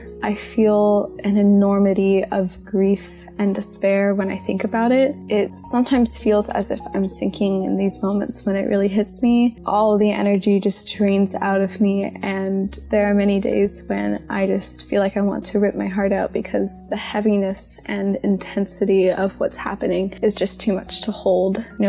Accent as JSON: {"language": "English", "town": "Gainesville", "region": "Florida", "country": "United States", "said": "I'm 16 and I'm from Gainesville, Florida, which is occupied Tsumikwa and Seminole land."}